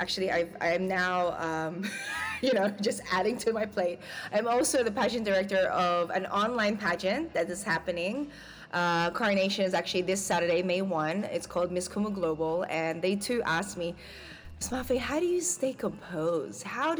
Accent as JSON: {"language": "English", "country": "Philippines", "said": "as a Filipina, you know, the Filipina trait is a singer, unfortunately, it skipped me."}